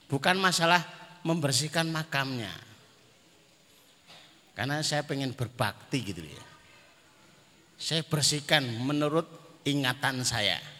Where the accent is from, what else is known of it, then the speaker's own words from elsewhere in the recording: Magetan, East Java, Indonesia; Karena kami dari Madiun walaupun Magetan ya. Kalimatnya Magetan tapi dekatnya Madiun. Bahkan sumur yang sering